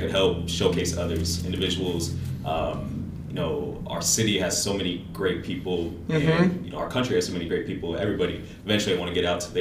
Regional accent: Des Moines, Iowa, United States; Des Moines, I'm from Des Moines, I'm from the east side

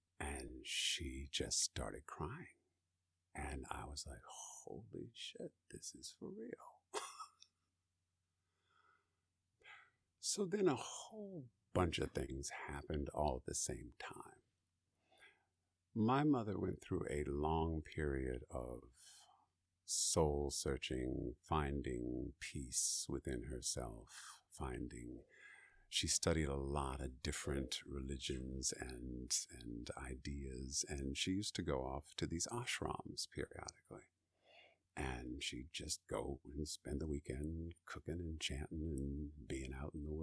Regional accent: Maryland, United States; moved away; I'm from Maryland

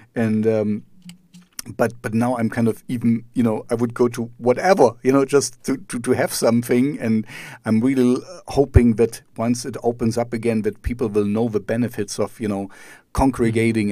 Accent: East Germany, Germany; I grew up in East Germany, so behind the Iron Curtain

